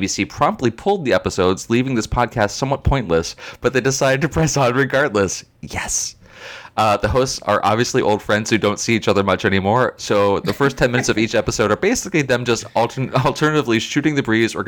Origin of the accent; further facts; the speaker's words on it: United States; accent: American; our American accents